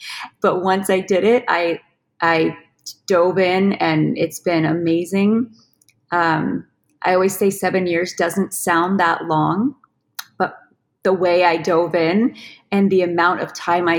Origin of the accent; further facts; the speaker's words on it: California, United States; We came from California near LA, and life was very chaotic